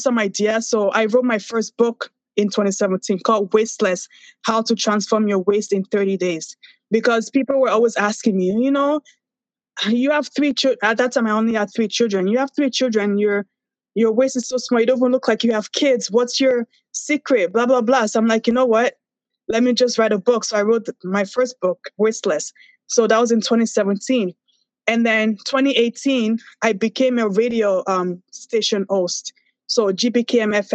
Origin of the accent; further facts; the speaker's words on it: Nigeria; moved away; also born or lived in Toronto; I'm Nigerian